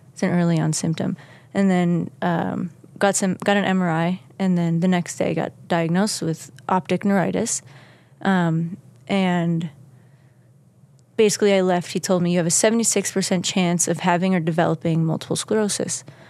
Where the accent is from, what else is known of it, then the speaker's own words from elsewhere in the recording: Kewaskum, Wisconsin, United States; moved away; Kewaskum, Wisconsin. It's a small village in Wisconsin